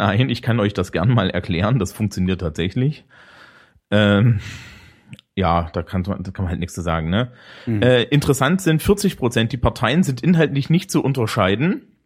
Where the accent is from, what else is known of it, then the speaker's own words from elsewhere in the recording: Eisenach, Thuringia, Germany; moved away; aus meiner alten Heimat Eisenach